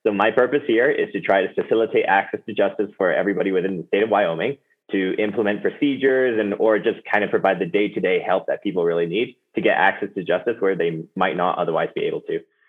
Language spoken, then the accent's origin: English; Hong Kong; Well, I grew up in Hong Kong, actually. Both my parents are Americans, but they decided to work abroad.